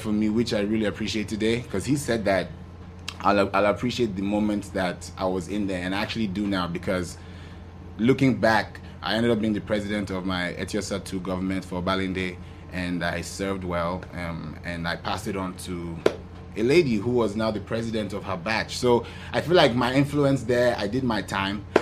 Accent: Nairobi, Kenya; moved away; also born or lived in Lagos, Nigeria; I was born in Lagos, specifically Ikeja. And I was raised in Kenya, Nairobi, to be precise

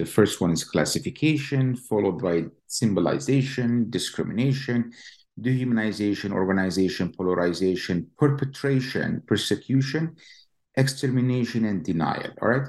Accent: East Jerusalem, Jerusalem District, Israel; now in Lincoln, United States; As you know, Roberto, I was born and raised in East Jerusalem, graduated from the Hebrew University and came to Columbia

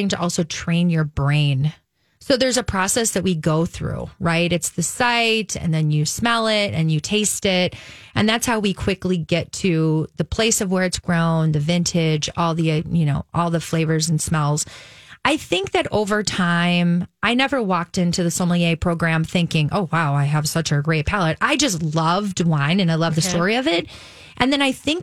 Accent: Wisconsin, United States; also born or lived in West Coast; now in Minneapolis, United States; I grew up in Wisconsin.

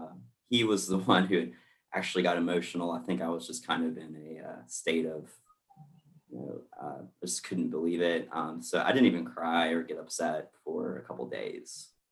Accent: Southwest Virginia, United States; now in Richmond, United States; I am from Virginia, Southwest Virginia.

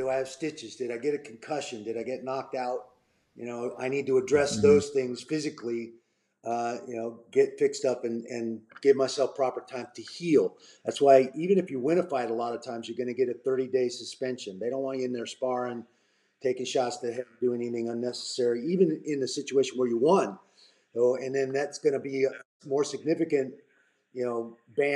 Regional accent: Portland, Oregon, United States; first time fighting in my hometown up in Portland

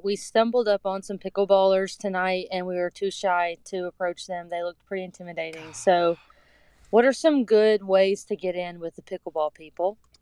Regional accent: East Tennessee, United States; I'm from East Tennessee

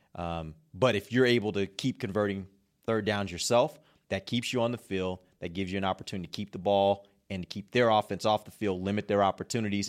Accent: Houston, Texas, United States; born or raised there; moved away

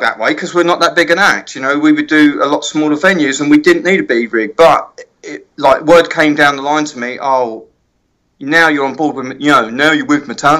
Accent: England, United Kingdom; accent: British; I'm English

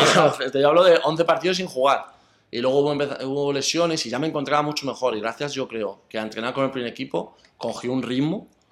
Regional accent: Aranjuez, Community of Madrid, Spain; moved away as an adult; also born or lived in Saudi Arabia / Poland / Greece; yo soy de Aranjuez, soy arancetano. Eh, empecé a jugar al fútbol muy bien de pequeño. Empecé en Aranjuez hasta pues, los 18 años

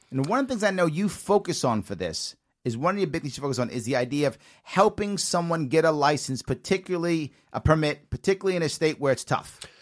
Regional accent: New York City, New York, United States; I also, of course, was raised in the Bronx, too, South Bronx, by Yankee

